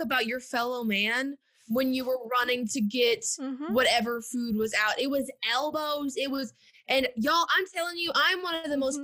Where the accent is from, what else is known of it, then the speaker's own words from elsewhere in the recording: the South, United States; growing up in the South.